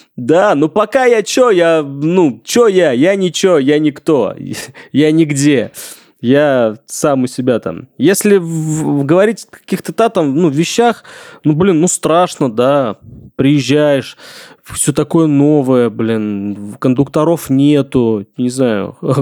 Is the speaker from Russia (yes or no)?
yes; Engels, Saratov Oblast, Russia; now in Moscow, Russia; Я из Энгельса, Саратская область